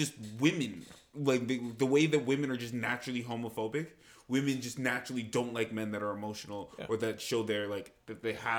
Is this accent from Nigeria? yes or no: yes; Nigeria; moved away; when I was growing up in Nigeria, and I was like 13